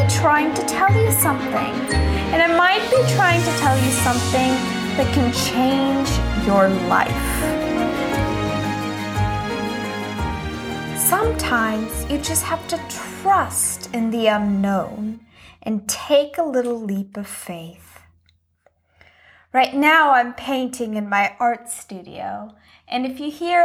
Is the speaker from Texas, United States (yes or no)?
yes; Texas, United States; moved away as an adult; also born or lived in Old Lyme, Connecticut; I was born in Texas